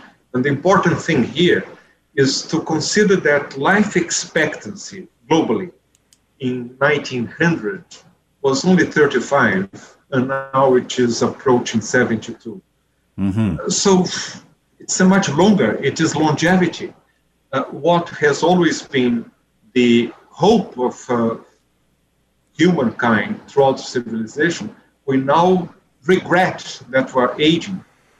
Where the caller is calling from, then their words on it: Brazil; This is certainly the message that we see in this country. I'm speaking from Brazil.